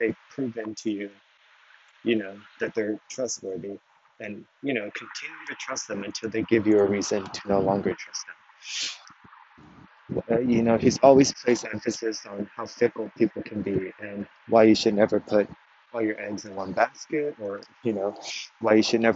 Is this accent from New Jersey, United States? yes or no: no; Texas, United States; I was raised in Texas